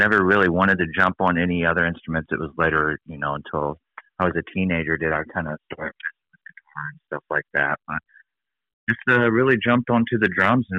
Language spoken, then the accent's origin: English; Farmington, Arkansas, United States; I grew up in Farmington, which is the town right next to Fayetteville.